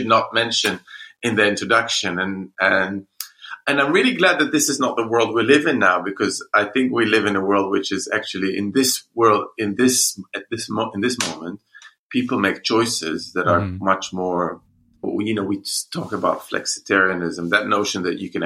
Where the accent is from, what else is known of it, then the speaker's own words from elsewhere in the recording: Jerusalem, Jerusalem District, Israel; moved away as an adult; now in London, United Kingdom; I'm Jewish, and I grew up in Jerusalem